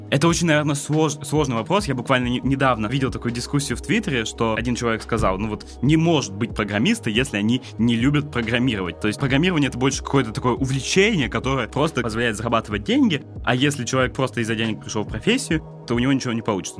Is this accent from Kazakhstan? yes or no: no; Votkinsk, Udmurtia, Russia; moved away; also born or lived in Saint Petersburg; я, собственно, из Воткинска был